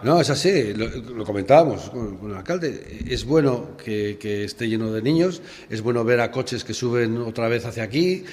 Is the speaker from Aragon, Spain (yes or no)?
yes; Aragon, Spain; que éramos todos de Aragón